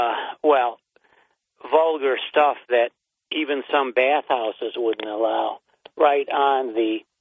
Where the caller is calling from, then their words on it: Binghamton, New York, United States; I'm calling from Binghamton.